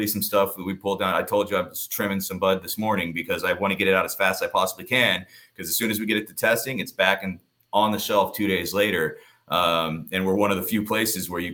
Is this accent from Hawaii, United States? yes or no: no; Colorado, United States; now in Palm Desert, United States; I'm from Colorado